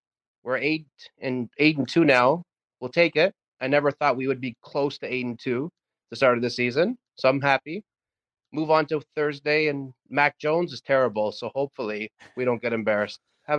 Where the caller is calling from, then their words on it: Toronto, Ontario, Canada; Okay, so I'm diehard from Toronto, and I'm watching the Grey Cup as we speak.